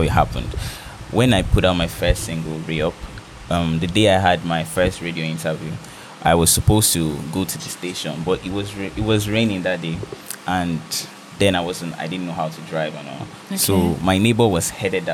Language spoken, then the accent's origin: English; Bekwarra, Cross River, Nigeria; I'm from Norton Cross River. I'm from Bekwara, to be precise